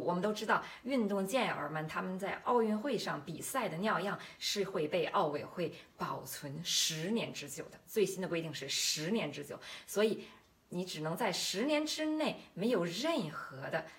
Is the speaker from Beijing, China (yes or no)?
yes; Beijing, China; moved away as an adult; also born or lived in Shanghai / Hanover, Germany; now in Germany; 四十岁，我来自北京。我在上海同济大学读了机械工程系的，呃，学士之后，就来到德国汉诺威大学继续攻读机械系的研究生。毕业之后呢，我就一直在汽车行业工作。那第一份工作是在当时还属于美国通用公司的德国欧宝汽车公司